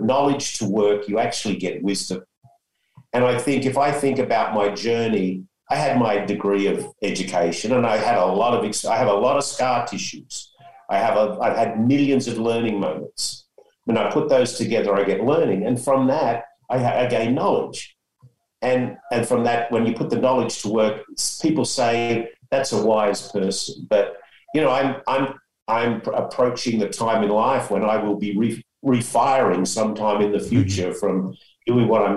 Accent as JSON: {"language": "English", "country": "Australia", "moved": "yes", "lives_now": "San Diego, United States", "said": "me being an Aussie"}